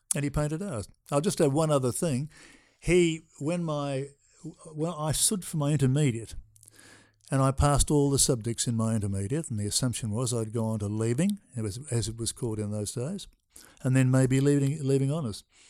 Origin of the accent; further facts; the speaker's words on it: Melbourne, Victoria, Australia; I was born in Melbourne